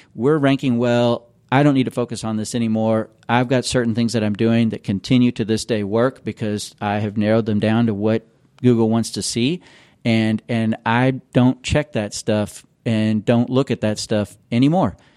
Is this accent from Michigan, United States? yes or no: no; Louisville, Kentucky, United States; moved away as an adult; also born or lived in California; I am from Louisville. This is my hometown